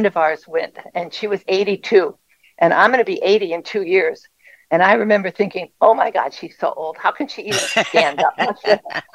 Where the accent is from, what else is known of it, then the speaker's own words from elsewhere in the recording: Chicago, Illinois, United States; we were born and raised in Chicago